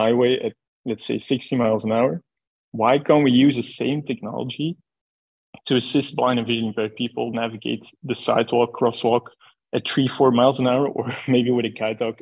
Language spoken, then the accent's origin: English; Belgium; we are from Belgium